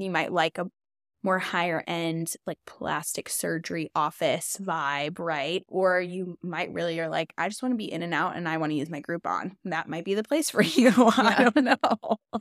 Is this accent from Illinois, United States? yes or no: yes; Chicago, Illinois, United States; moved away as an adult; now in Nashville, United States; I'm originally from Chicago um but I've been in Nashville for about 8 years now